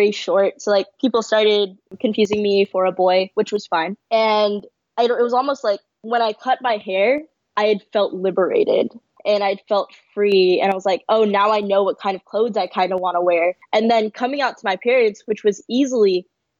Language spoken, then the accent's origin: English; San Francisco, California, United States; I grew up in San Francisco in a predominantly East Asian area